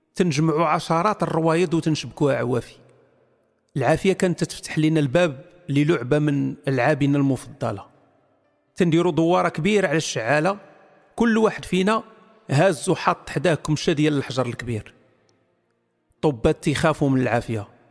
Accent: Morocco; انا مغربي

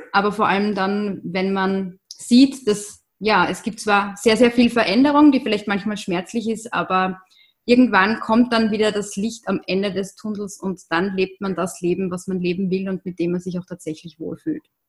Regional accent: Austria; bei uns in Österreich ist das auch nicht anders.

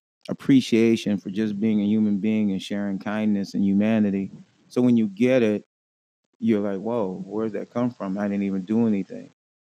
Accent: Watts, California, United States; Watts, California.

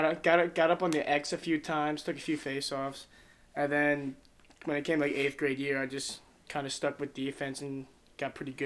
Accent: Ephrata, Pennsylvania, United States; I grew up in Lancaster County, PA.

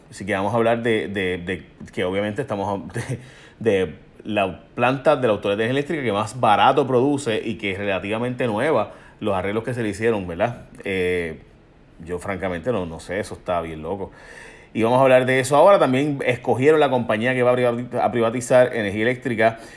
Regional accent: Chicago, Illinois, United States; born there; En mi caso, obviamente, como ustedes saben, yo nací en Chicago eh, y por tanto, pues, obviamente, pues soy ciudadano americano porque nací allá.

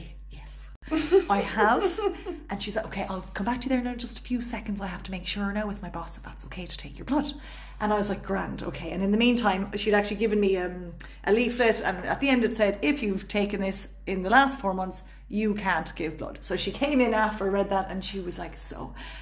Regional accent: Cork, Munster, Ireland; accent: Cork; moved away; a proud Cork woman myself.

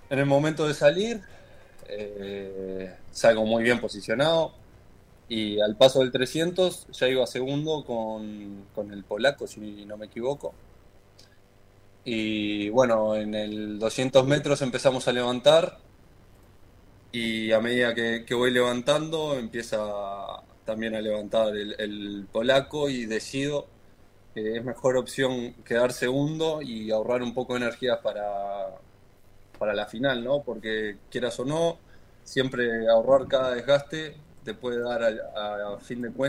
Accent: Montevideo, Uruguay; De Montevideo, ahí.

